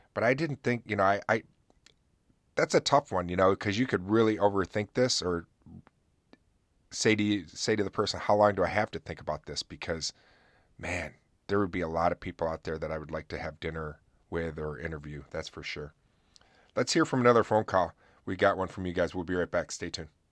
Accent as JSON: {"language": "English", "town": "Oswego", "region": "New York", "country": "United States", "tie": "born or raised there", "said": "here in my hometown because we have a fort called Fort Ontario"}